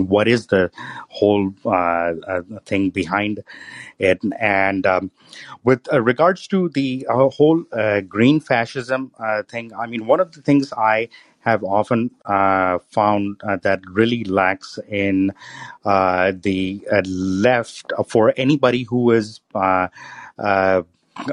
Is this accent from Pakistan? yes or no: yes; Pakistan; moved away as an adult; now in United States; when I was growing up in Pakistan, my house was right next to the Russian consulate